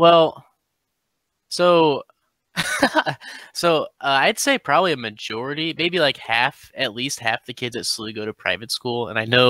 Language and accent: English; St. Louis, Missouri, United States; I'm from St. Louis too